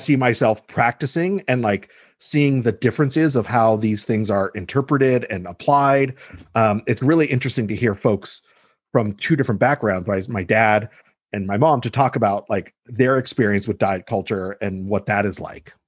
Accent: Los Angeles, California, United States; also born or lived in Mexico / Boulder, Colorado; moved i, i, to L A when I was two and basically lived here ever since

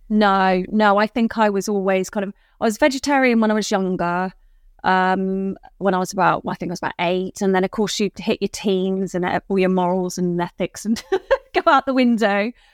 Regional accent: Dorset, South West England, United Kingdom; also born or lived in Bristol; I grew up in Dorset and then, um, lived in Bristol for about sixteen years of after uni.

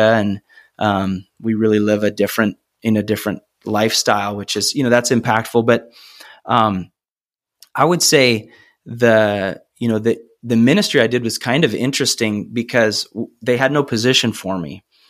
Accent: Cedar Rapids, Iowa, United States; also born or lived in Ames, Iowa; I grew up in Cedar Rapids

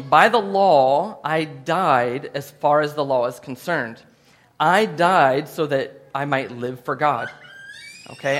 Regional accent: United States; I'm from the United States of America

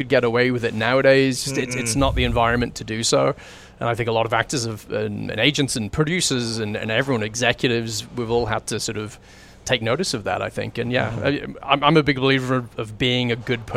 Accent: England, United Kingdom; moved away as an adult; now in Vancouver, Canada; I was brought up in England

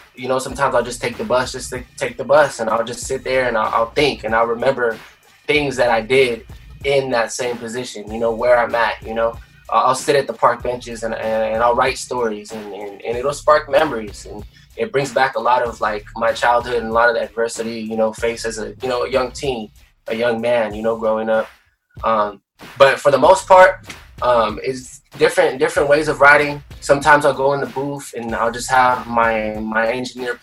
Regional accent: Oceanside, California, United States; born and raised in Oceanside

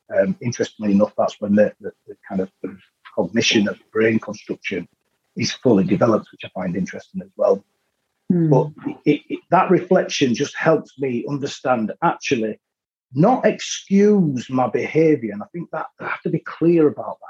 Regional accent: Leeds, Yorkshire and the Humber, United Kingdom; I was from Leeds

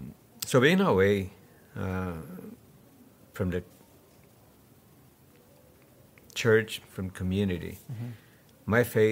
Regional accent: Brazil; moved away as an adult; also born or lived in Rio de Janeiro; now in Canada; I'm from Brazil.

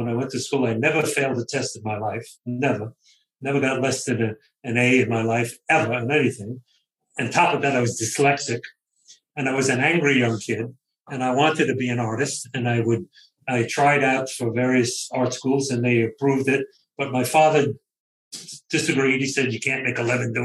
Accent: New York City, New York, United States; I grew up in the streets of Brooklyn, very modestly

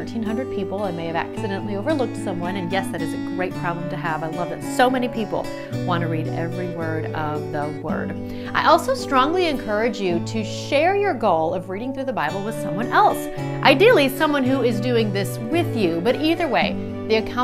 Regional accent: South Dakota, United States; my parents knew that their kids needed to know English, especially growing up in South Dakota

